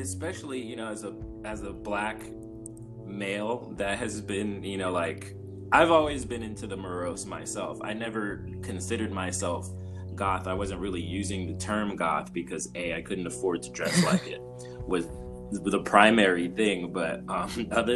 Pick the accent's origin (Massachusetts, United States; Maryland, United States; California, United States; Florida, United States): California, United States; Los Angeles; I grew up in South Central, like during the early 90s